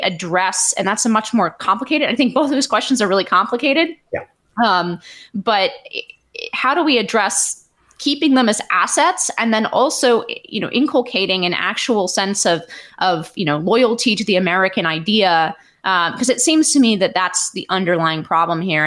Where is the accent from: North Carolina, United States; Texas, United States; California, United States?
California, United States; Palo Alto; growing up in Palo Alto